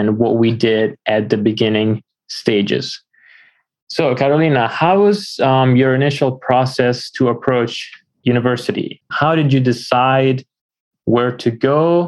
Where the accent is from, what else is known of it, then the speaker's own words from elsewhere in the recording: Florence, Tuscany, Italy; moved away as an adult; also born or lived in Washington, D.C.; now in United States; I am from Italy originally. I was born in Florence. A few years ago, I moved to the United States